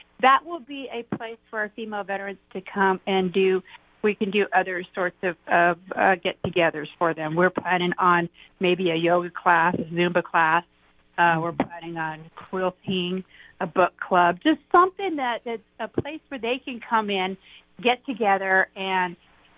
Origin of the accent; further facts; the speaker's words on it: Graham County, Arizona, United States; And I'm from Graham County